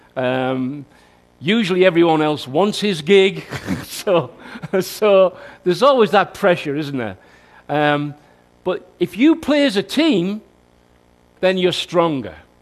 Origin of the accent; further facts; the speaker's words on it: Newton Aycliffe, North East England, United Kingdom; That's my hometown